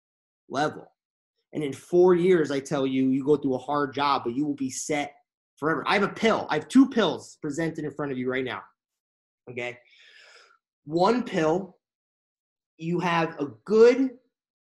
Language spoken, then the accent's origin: English; Connecticut, United States; now in Los Angeles, United States; I'm from Connecticut